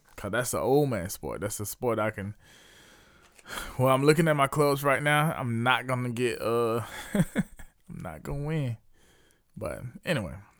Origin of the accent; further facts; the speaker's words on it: Leesville, South Carolina, United States; my hometown of Bates Square, Leesville, South Carolina